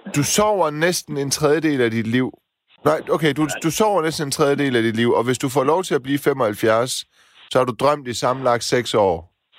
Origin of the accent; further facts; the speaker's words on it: Silkeborg, Central Denmark Region, Denmark; also born or lived in Horsens; now in Copenhagen, Denmark; Jeg kommer ikke helt fra landet. Jeg kommer fra Silkeborg